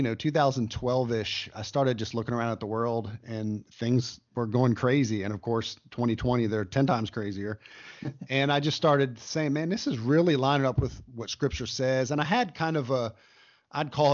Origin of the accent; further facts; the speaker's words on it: United States; as an American